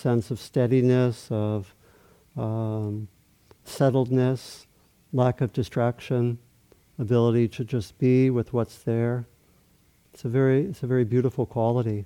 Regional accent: Maryland, United States; I grew up in Maryland, not so far from the Atlantic Ocean

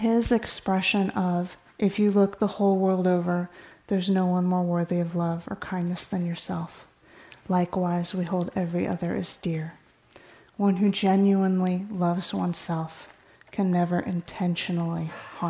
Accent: California, United States; I grew up in California

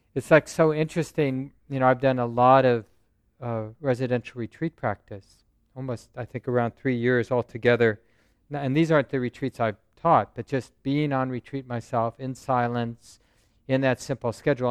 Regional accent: Minneapolis, Minnesota, United States; I grew up in North Minneapolis

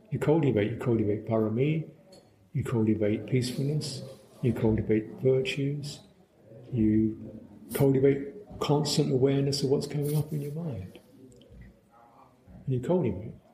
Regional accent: United Kingdom; can sympathize with it from a personal, local, cultural thing, you know, as we see in Britain. You know, we're British.

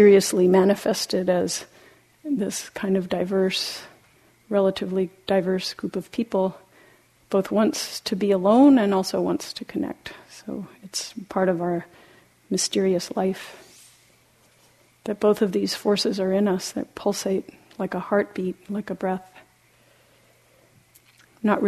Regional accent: Argentina; moved away; When I was in some time in high school, growing up in Latin America, in Argentina

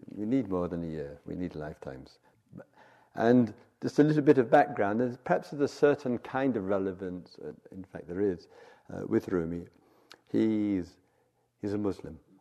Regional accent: England, United Kingdom; moved away as an adult; also born or lived in South London; 10 years and 10 days away from uh, England

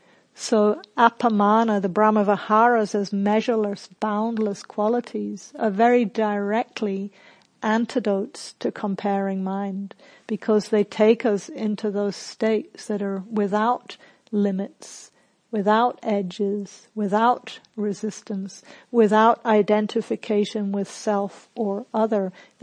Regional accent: England, United Kingdom; also born or lived in New Zealand; now in Australia; So, for example, I grew up in England and New Zealand, and in both of those countries, you do not blow your own trumpet.

